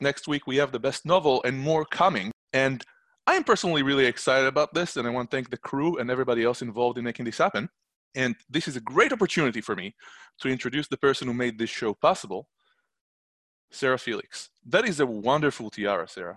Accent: Israel; growing up in Israel

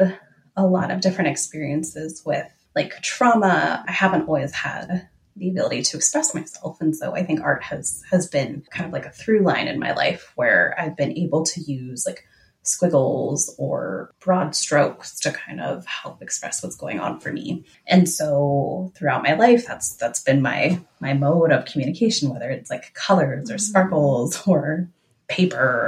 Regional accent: Los Angeles, California, United States; moved away as an adult; also born or lived in Oakland / Twin Cities; now in Minneapolis, United States; growing up in Southern California, my grandparents moved from Tuishan, which is in southern China. They immigrated to the U.S. and they immigrated through Angel Island into San Francisco and eventually moved from San Francisco to Los Angeles. And that's, you know, where I was raised.

